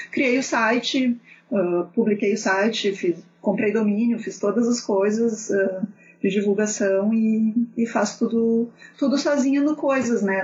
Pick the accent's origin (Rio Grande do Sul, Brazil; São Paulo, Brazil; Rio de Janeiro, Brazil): Rio Grande do Sul, Brazil; Porto Alegre; eu sou de Porto Alegre, não sei se vocês vão reparar isso pelo meu sotaque